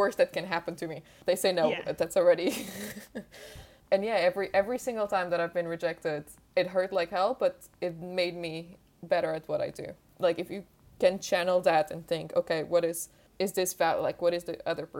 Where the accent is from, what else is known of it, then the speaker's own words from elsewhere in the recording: Portugal; English is a second language; moved away as an adult; also born or lived in Switzerland / France; now in United Kingdom; I'm from Portugal